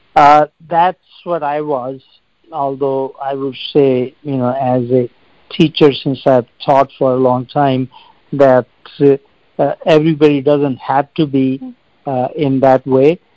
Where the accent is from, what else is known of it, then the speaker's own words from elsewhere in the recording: India; moved away; I grew up in India